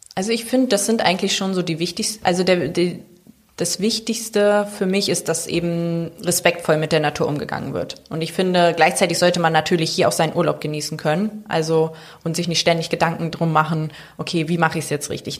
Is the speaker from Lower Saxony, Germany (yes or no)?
yes; Bad Lauterberg, Lower Saxony, Germany; moved away as an adult; also born or lived in Mainz; now in Sylt, Germany; ich bin im Harz geboren, Bad Lauterberg